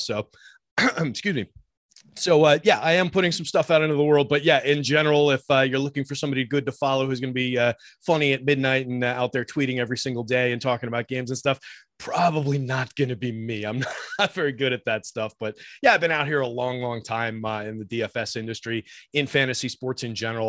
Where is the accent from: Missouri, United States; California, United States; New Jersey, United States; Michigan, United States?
New Jersey, United States; also born or lived in New York / Georgia; now in Jersey City, United States; we moved back up here to, uh, Central Jersey where I grew up